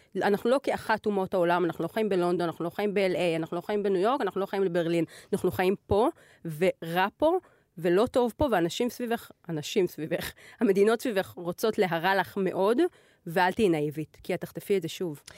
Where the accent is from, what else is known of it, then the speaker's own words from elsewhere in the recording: Israel; אנחנו כישראלים